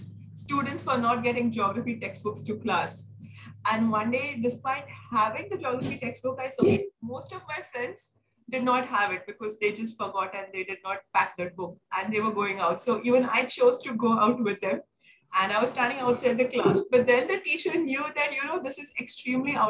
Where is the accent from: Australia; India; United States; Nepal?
India; Mumbai, Maharashtra; moved away as an adult; now in Delhi, India; I'm born and brought up in Mumbai, and I shifted to Delhi in February 2021